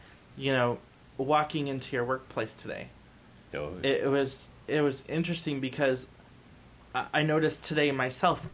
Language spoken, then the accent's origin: English; Fresno, California, United States; moved away; growing up in Fresno